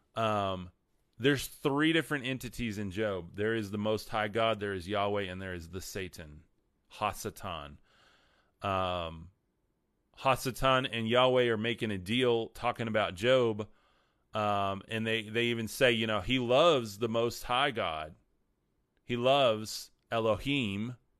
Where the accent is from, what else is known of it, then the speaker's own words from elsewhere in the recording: West Texas, United States; I'm from West Texas